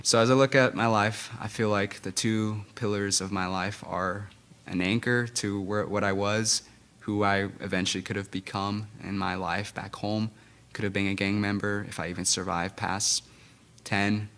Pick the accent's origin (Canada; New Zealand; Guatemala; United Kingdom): Guatemala; English is a second language; I grew up in Guatemala